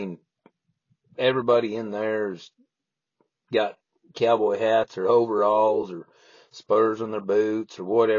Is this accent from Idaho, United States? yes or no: yes; Idaho, United States; now in Texas/Oklahoma area, United States; I'm from Idaho. I'm from the mountains